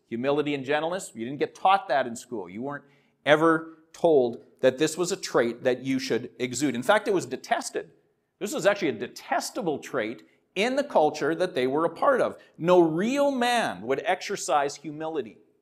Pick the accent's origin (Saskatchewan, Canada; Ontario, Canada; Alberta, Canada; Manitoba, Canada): Saskatchewan, Canada; Saskatoon; I'm from Saskatoon